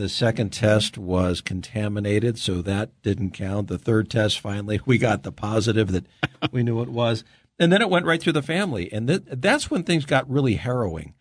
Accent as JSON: {"language": "English", "town": "Los Angeles", "region": "California", "country": "United States", "tie": "born or raised there", "said": "I grew up in California"}